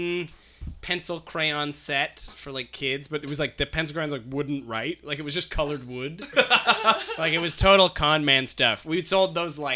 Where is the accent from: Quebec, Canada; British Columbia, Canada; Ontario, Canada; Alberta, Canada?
British Columbia, Canada; Ladner; I'm doing a show in my hometown of Ladner, British Columbia on January 17th at my old high school